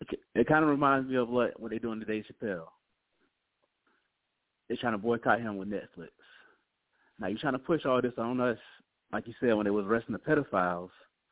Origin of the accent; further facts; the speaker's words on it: Jacksonville, Florida, United States; So I'm from Jacksonville.